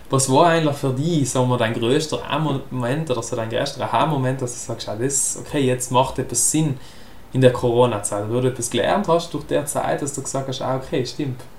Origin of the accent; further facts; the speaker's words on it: South Tyrol, Italy; wo wir als Südtiroler ziemlich zusammengehalten haben